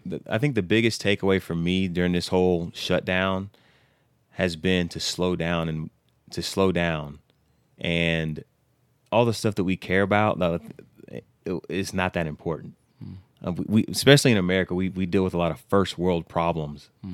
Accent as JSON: {"language": "English", "town": "Humble", "region": "Texas", "country": "United States", "said": "we're both from Humble."}